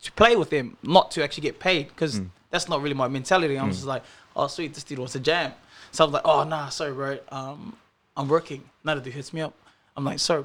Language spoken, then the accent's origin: English; Auckland, New Zealand; moved away as an adult; now in Brisbane, Australia; I'm from New Zealand, Auckland, South Auckland.